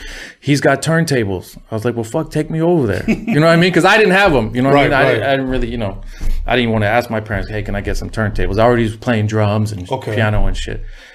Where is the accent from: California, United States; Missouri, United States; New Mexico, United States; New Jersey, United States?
California, United States; Huntington Beach; I was raised in Huntington Beach, Orange County.